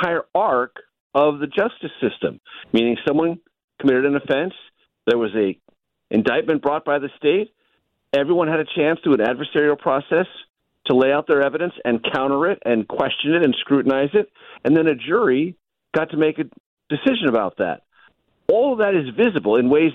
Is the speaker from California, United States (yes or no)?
yes; San Diego, California, United States; coming back from D.C. to my hometown